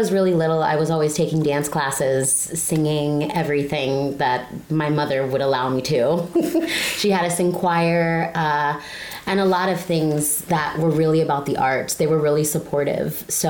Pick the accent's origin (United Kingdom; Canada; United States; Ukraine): United States; Miami, Florida; Well, I am from a small place called Miami. I don't know if you've ever heard of it. some people haven't. No, the 305. Mm-hmm. And, you know, in our family and in our life, I'm Cuban, Puerto Rican, and Italian.